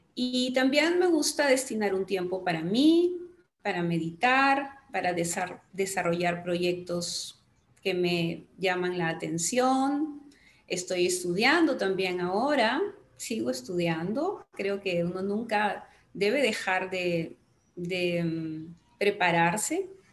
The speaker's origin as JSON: {"language": "Spanish", "country": "Peru", "said": "en mi país"}